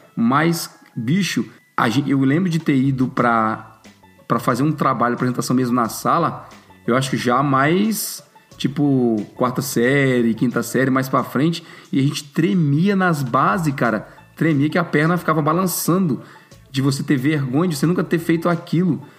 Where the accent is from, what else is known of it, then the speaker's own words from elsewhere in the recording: Brazil; moved away; na minha época de estudante no Brasil